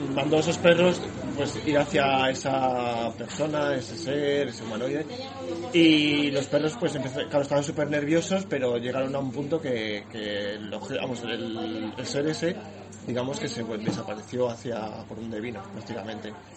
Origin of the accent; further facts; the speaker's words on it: Morales de Toro, Castile and León, Spain; de Morales de Toro.